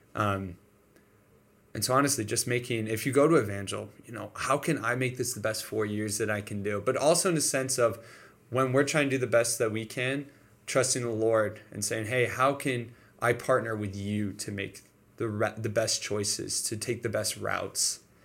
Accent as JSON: {"language": "English", "town": "Detroit", "region": "Michigan", "country": "United States", "moved": "as an adult", "lives_now": "Springfield, United States", "said": "So I'm from Michigan, Detroit, Michigan"}